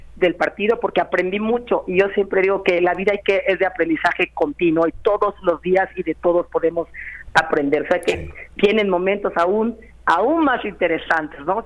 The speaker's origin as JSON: {"language": "Spanish", "region": "Yucatán", "country": "Mexico", "said": "soy la primera yucateca en ser secretaria general"}